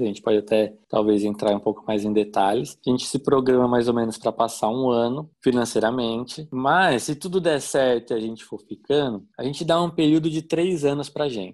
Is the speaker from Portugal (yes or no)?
no; São Paulo, Brazil; moved away as an adult; also born or lived in Santo André / Mauá / Atibaia; Eu sou nascido em Santo André, Grande São Paulo. Morei em Mauá até meus 10 anos de idade. É, minha família é toda da Zona Leste de São Paulo. Cresci ali na Zona Leste